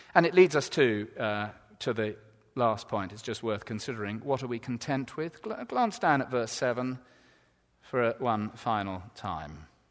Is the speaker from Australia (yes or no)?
no; England, United Kingdom; we're so English